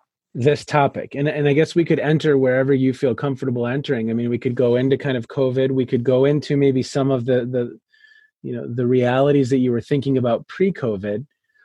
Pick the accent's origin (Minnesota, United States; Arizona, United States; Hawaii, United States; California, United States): Minnesota, United States; Minneapolis; now in Cleveland, United States; So I'm in Cleveland. {S2} Yes. {S1} But I grew up in Minneapolis.